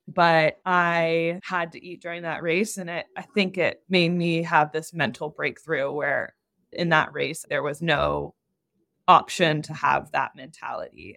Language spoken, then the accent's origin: English; Ohio, United States; now in Los Angeles, United States; growing up in Ohio